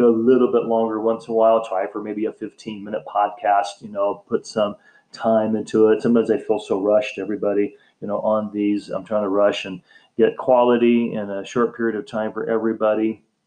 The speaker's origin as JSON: {"language": "English", "country": "United States", "said": "the United States, my home country where I live"}